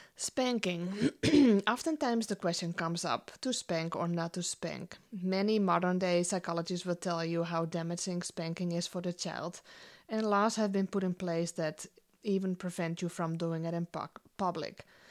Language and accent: English; Netherlands; moved away as an adult; now in United States; I grew up in the Netherlands, um, was born and raised there